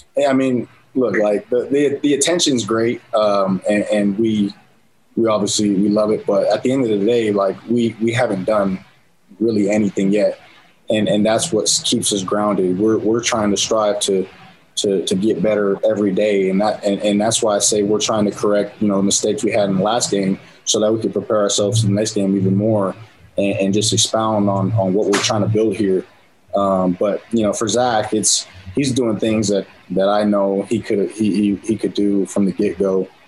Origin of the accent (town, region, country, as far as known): San Diego, California, United States; born or raised there; now in Utah, United States